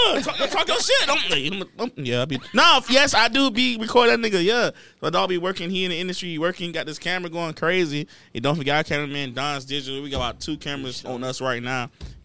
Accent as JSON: {"language": "English", "town": "Miami", "region": "Florida", "country": "United States", "said": "I'm from South Miami."}